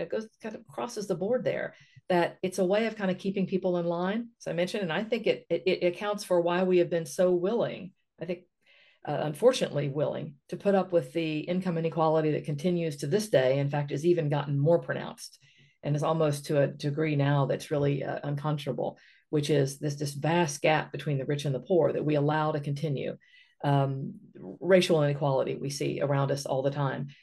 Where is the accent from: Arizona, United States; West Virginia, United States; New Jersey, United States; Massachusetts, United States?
West Virginia, United States; I come from West Virginia.